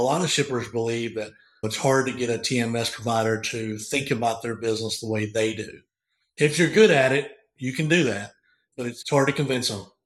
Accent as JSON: {"language": "English", "region": "Northeast Arkansas", "country": "United States", "tie": "born or raised there", "said": "I grew up in a small farming community in Northeast Arkansas."}